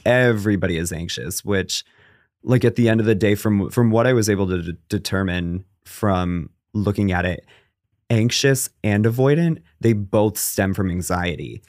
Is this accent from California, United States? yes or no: no; Connecticut, United States; moved away as an adult; also born or lived in Los Angeles; I'm from Connecticut, in case you can't tell by the tone